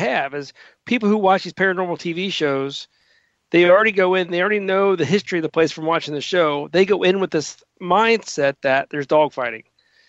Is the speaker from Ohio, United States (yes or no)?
yes; Cincinnati, Ohio, United States; I grew up in Cincinnati, and I grew up not far from St. Ansville Rectory